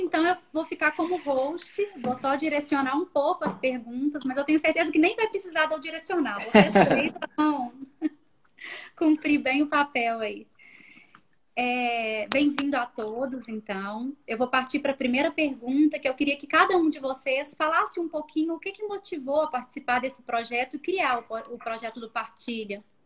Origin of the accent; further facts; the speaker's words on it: Belo Horizonte, Minas Gerais, Brazil; Eu sou de BH